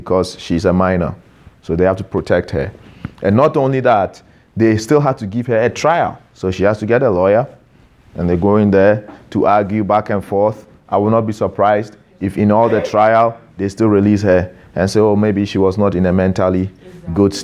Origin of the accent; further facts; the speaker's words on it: Ghana; now in Canada; I'm Ghanaian by birth. I've naturalized to become a Canadian citizen.